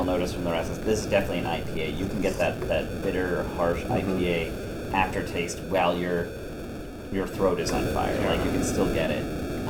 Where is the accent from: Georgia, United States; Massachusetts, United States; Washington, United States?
Massachusetts, United States; now in Florida, United States; I'm also from Massachusetts, and counties don't mean anything there.